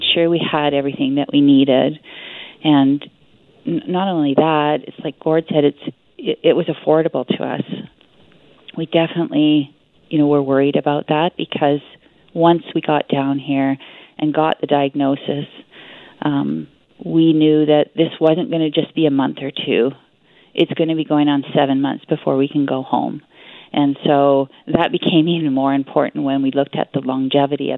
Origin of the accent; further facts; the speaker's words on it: Whitehorse, Yukon, Canada; we're from Whitehorse, Yukon, so we're a long way away from our home and our friends and our family